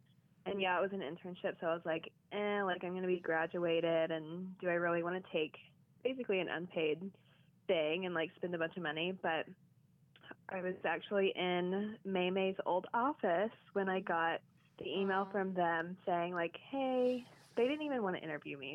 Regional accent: Georgetown, Kentucky, United States; moved away as an adult; also born or lived in Los Angeles; now in New York, United States; I grew up in Kentucky

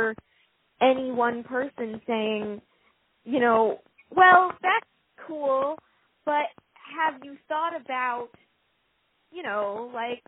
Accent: San Antonio, Texas, United States; I grew up in San Antonio, Texas

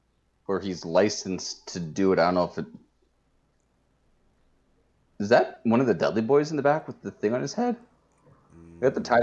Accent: Canada; also born or lived in Windsor, Ontario; and I said this as a Canadian.

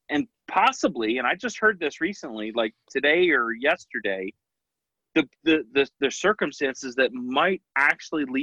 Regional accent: Scotland, United Kingdom; I've got Celtic, you know, I'm Scottish.

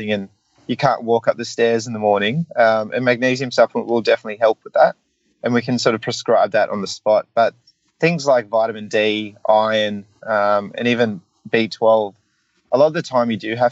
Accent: New South Wales, Australia; I'm a New South Welshman

